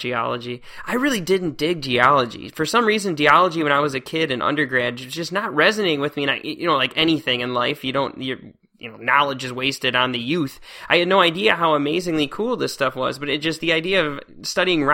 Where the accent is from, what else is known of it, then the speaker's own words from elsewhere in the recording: Northern Illinois, United States; I grew up in Northern Illinois, and there's just lakes just everywhere.